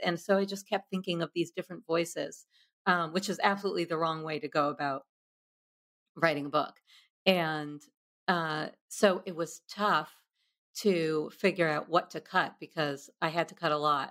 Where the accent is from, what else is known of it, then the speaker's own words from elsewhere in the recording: New York, United States; a dorky misfit growing up in New York